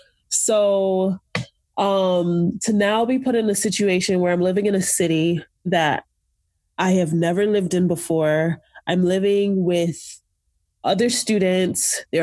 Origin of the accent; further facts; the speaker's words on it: Jamaica; also born or lived in Nigeria; So like, so again, being Jamaican and Nigerian, I remember looking for a place that had like good African food